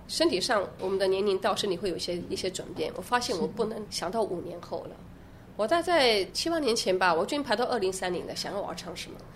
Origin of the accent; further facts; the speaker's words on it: Yilan, Yilan County, Taiwan; moved away as an adult; also born or lived in Weimar, Germany; 我小时候是在宜兰长大的，那时候你来还没有大学，也没有音乐班